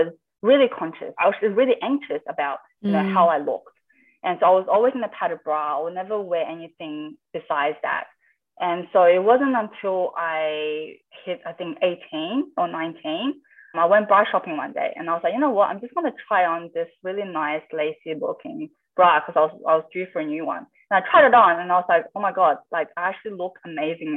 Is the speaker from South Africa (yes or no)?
no; Adelaide, South Australia, Australia; I grew up in Adelaide